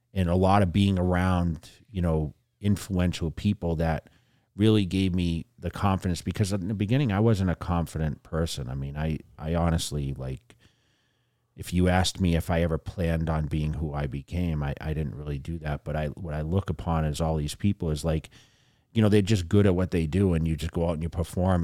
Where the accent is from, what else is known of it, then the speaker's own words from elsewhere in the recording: fifty miles west of Boston, Massachusetts, United States; moved away as an adult; also born or lived in California; now in Las Vegas, United States; I was fifty miles west of Boston